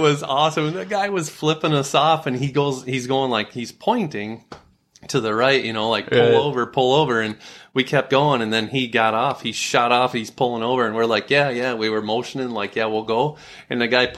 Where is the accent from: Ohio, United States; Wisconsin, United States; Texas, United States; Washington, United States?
Wisconsin, United States; moved away; also born or lived in Michigan; they used to call me … because I was from Wisconsin.